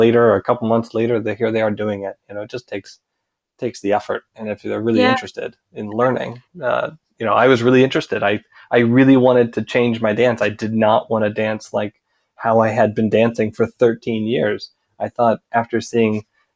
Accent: Portland, Oregon, United States; was born here. I was raised here, and I grew up dancing tango in Portland

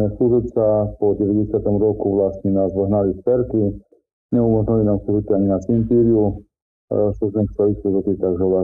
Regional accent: Slovakia; ja pochádzam nedaleko z Topkova, teda je to farnosť, alebo filiálka z Topkovskej farnosti, obec Vyskovce.

